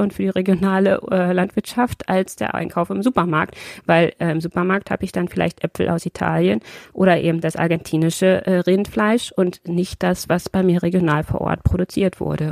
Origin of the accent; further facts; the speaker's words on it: Brandenburg, Germany; now in Braunschweig, Germany; dass es auch meine Heimat ist